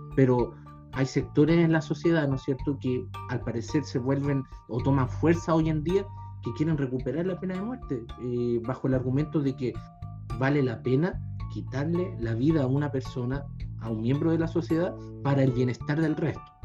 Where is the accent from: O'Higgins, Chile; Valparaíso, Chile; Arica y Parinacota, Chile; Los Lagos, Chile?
Valparaíso, Chile; Los Andes; soy de los Andes, no soy de Santiago, no soy de la capital